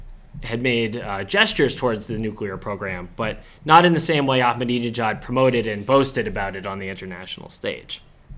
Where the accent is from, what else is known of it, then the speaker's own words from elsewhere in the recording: New Orleans, Louisiana, United States; I'm from New Orleans